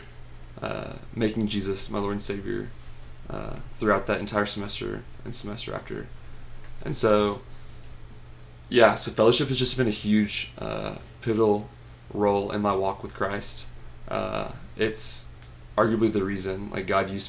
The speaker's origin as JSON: {"language": "English", "town": "Graham", "region": "Texas", "country": "United States", "tie": "born or raised there", "said": "I'm from Graham, Texas, which is a super small town. And so I grew up with the same group of friends all throughout elementary school, all the way to high school."}